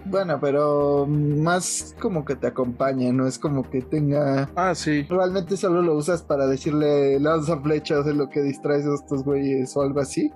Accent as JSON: {"language": "Spanish", "country": "Mexico"}